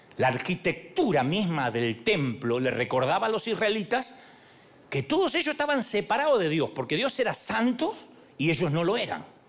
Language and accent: Spanish; Argentina; decimos en Argentina